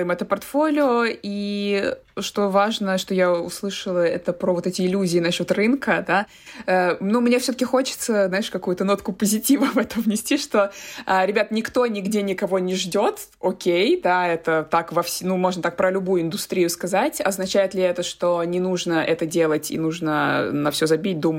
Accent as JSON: {"language": "Russian", "country": "Russia", "moved": "as an adult", "said": "я приехала из России, то есть я никогда в жизни с этим не сталкивалась"}